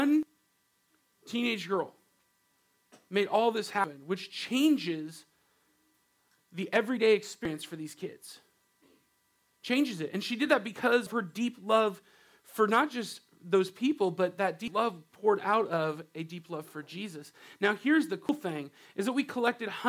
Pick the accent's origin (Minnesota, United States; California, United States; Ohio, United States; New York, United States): California, United States; Riverside; now in Washington, United States; I grew up in Southern California in this place called Riverside.